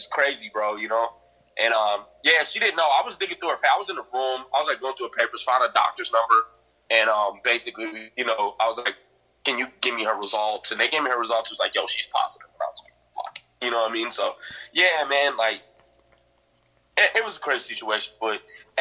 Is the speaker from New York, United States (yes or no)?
no; Minnesota, United States; I'm from Minnesota, and it snows 6 months out the year